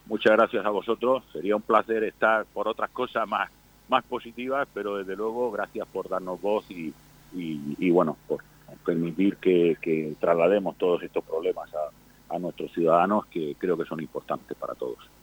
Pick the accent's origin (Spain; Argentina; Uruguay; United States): Spain; Somos ciudadanos de este país, somos españoles